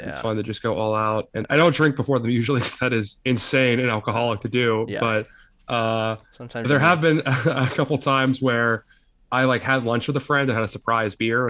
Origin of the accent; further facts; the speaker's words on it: Pennsylvania, United States; I grew up in Pennsylvania.